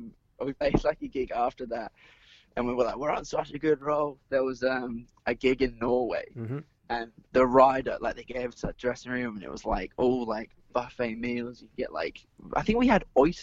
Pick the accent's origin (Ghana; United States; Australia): Australia; Perth, Western Australia; growing up in Perth.